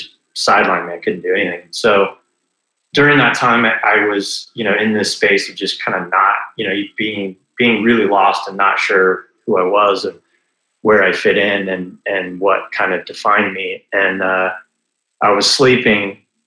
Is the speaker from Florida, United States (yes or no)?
yes; Florida, United States; I grew up in Florida for the most part, moved around a little bit, but spent most of my time in Florida